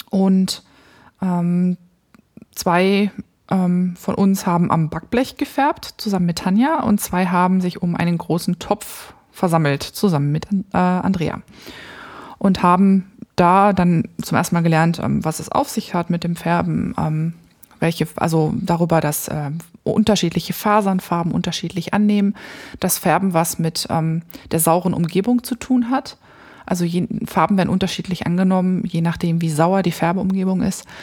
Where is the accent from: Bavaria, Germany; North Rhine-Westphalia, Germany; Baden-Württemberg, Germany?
North Rhine-Westphalia, Germany; Ich bin nämlich da, ich komme ja da aus der Ecke vom Niederrhein